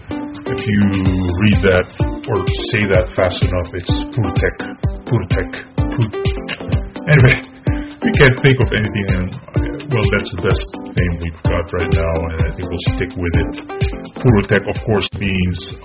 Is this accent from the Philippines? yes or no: yes; Philippines; English is a second language; now in Japan; I'm Filipino, by the way, so English is not my first language